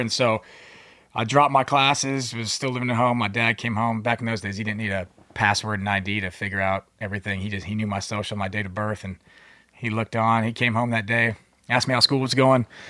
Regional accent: Manassas, Virginia, United States; also born or lived in Philippines; Manassas, Virginia.

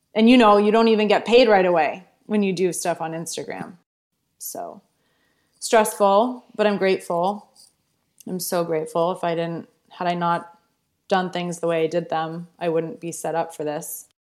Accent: Wellesley, Massachusetts, United States; moved away as an adult; also born or lived in New York; I grew up in Wellesley, Massachusetts, right outside Boston

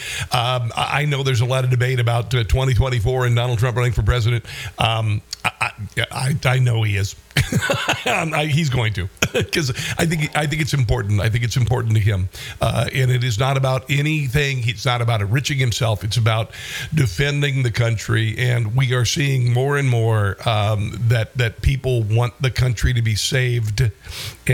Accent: Iowa, United States; my home state of Iowa

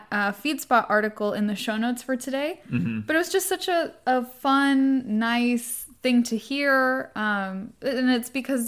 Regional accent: Southern California, United States; we both grew up in the 90s. We're both from Southern California.

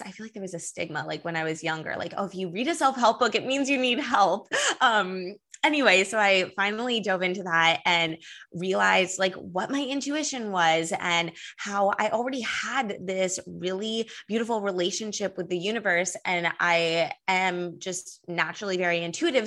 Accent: Los Angeles, California, United States; now in New York City, United States; I'm from Los Angeles

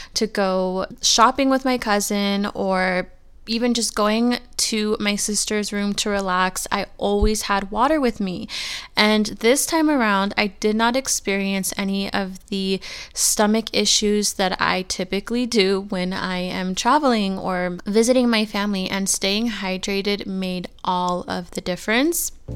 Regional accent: California, United States; moved away as an adult; now in Arizona, United States; I'm born and raised in California, and I just moved to Arizona about a year ago

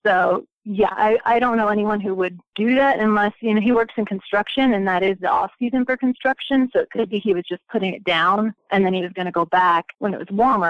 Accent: Indiana, United States; I'm from Indiana

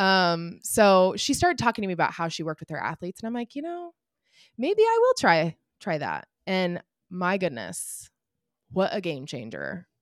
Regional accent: Indianapolis, Indiana, United States; I'm from Indianapolis, so the Indy Mini

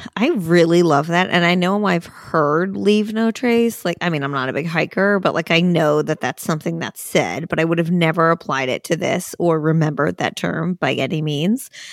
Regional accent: New Jersey, United States; moved away as an adult; also born or lived in Pennsylvania; now in New York, United States; I grew up in New Jersey, I went to college in Pennsylvania, and we all ended up in New York

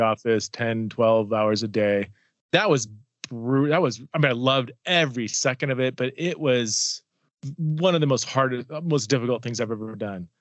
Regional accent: Southern California, United States; I'm from Southern California

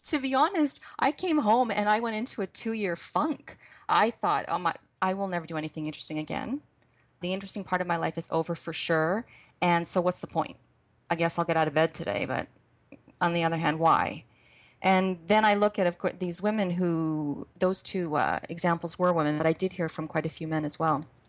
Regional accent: Canada; moved away as an adult; we made sure that the children never lost the sense of being Canadian. So we celebrated Canada Day

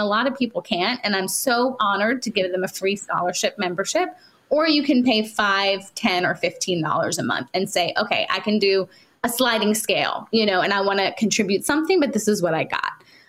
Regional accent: India

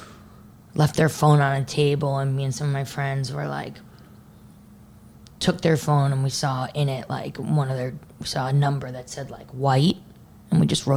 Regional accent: New York, United States; moved away as an adult; also born or lived in Texas; I was from New York

